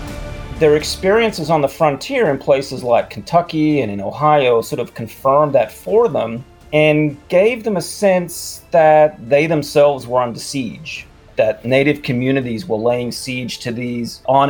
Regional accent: Sydney, New South Wales, Australia; moved away as an adult; now in Richmond, United States; I grew up in Sydney, Australia, so, you know, big, loud, kind of brash city.

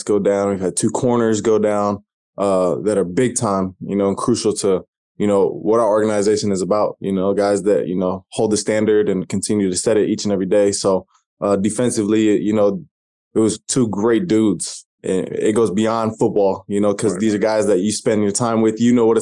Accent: Albany, Oregon, United States; moved away as an adult; also born or lived in Corvallis, Oregon / Los Angeles, California; grew up in Oregon, small town, Albany, right next to Corvallis

